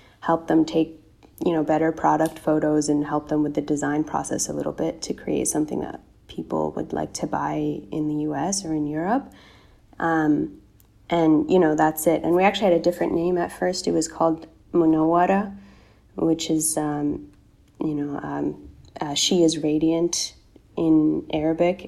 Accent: North Carolina, United States; I grew up in North Carolina in the U.S., which Americans know is in the South

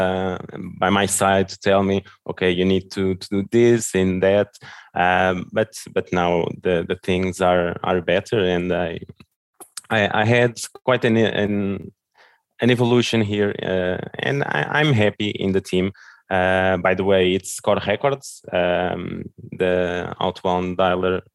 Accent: Lisbon, Portugal; English is a second language; I was born here in Lisbon and raised here in Lisbon as well

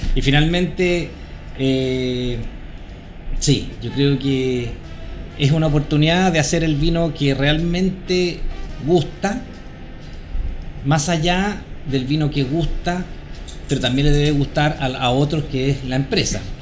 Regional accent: Santiago, Santiago Metropolitan Region, Chile; nací en Santiago, eh, estudié en Santiago, eh, incluyendo la universidad

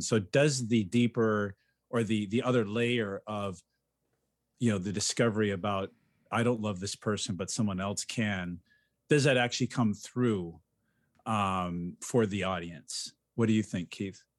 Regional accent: Ecuador; moved away; somebody I grew up with in Ecuador

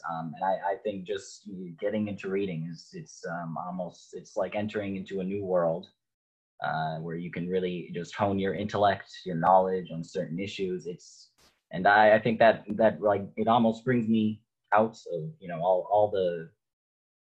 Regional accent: Northridge, California, United States; I'm born and raised in Northridge

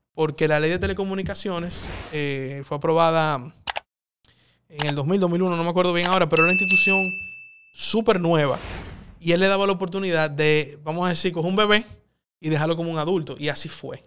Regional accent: Santo Domingo, Distrito Nacional, Dominican Republic; also born or lived in São Paulo; vuelvo a Santo Domingo, que quizá no es tan avanzado, pero es mi país, es mi ciudad.

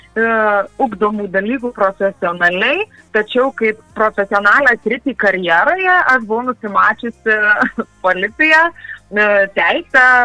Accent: Lazdijai, Alytus County, Lithuania; born or raised there; moved away

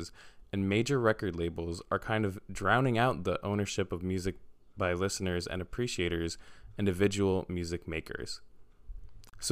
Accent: New York City, New York, United States; I'm from New York City

